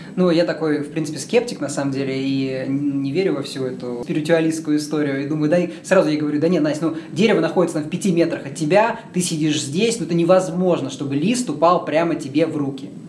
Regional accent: Yekaterinburg, Sverdlovsk Oblast, Russia; moved away as an adult; also born or lived in New York / Santa Cruz, California; я сам родился в Екатеринбурге

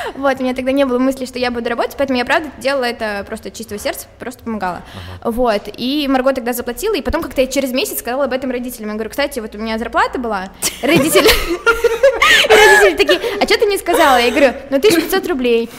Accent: Moscow, Russia; also born or lived in Saint Petersburg; я москвичка, но уезжала в Питер э, в середине девятого класса, и вот в одиннадцатом классе вернулась в Москву.

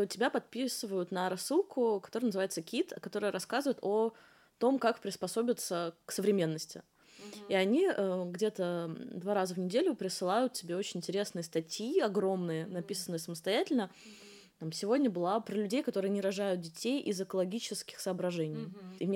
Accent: Moscow, Russia; я из Москвы

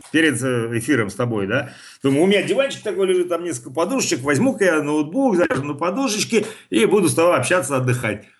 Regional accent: Saint Petersburg, Russia; как нас в детстве говорили в Питере, «Зыка»

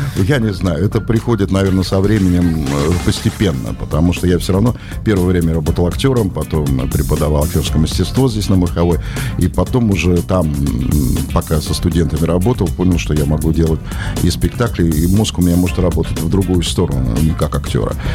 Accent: Saint Petersburg, Russia; moved away as an adult; also born or lived in Karelia; now in Petrozavodsk, Russia; Я же из Петербурга, у меня здесь много друзей

